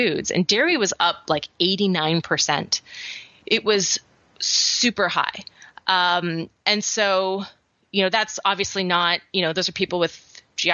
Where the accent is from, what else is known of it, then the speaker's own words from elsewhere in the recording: Vancouver Island, British Columbia, Canada; now in Atlanta, United States; I grew up on Vancouver Island